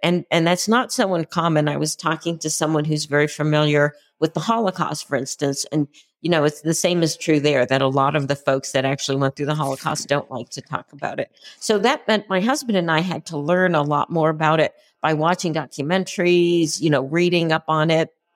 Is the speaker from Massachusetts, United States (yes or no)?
yes; Concord, Massachusetts, United States; I grew up near Concord, Massachusetts